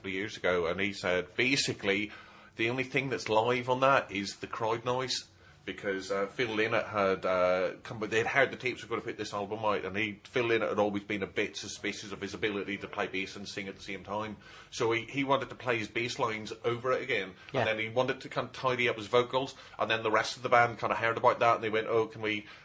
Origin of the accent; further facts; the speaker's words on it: Northern Ireland, United Kingdom; I was growing up in Northern Ireland in the 80s